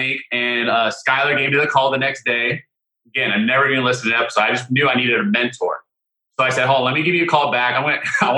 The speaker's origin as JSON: {"language": "English", "region": "Southern California", "country": "United States", "said": "I'm from Southern California."}